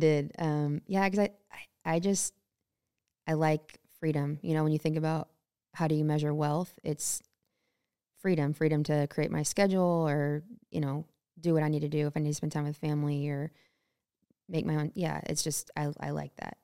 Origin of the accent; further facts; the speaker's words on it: Temple, Texas, United States; now in Montana, United States; born and raised in Temple, Texas. So Central Texas, a little bit north of Austin